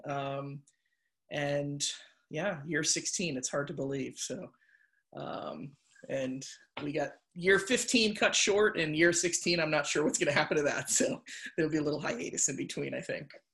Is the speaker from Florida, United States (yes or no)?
no; Waterbury, Connecticut, United States; I was born and raised in Waterbury, Connecticut